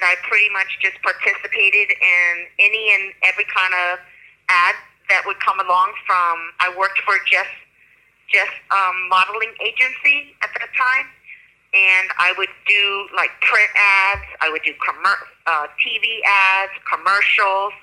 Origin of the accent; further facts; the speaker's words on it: Florida, United States; I'm originally from Florida. I grew up in Florida, fifth generation, actually, my family is.